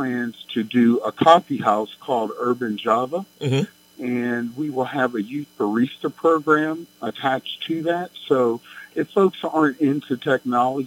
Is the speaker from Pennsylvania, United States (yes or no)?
yes; Braddock, Pennsylvania, United States; also born or lived in California; I grew up in Braddock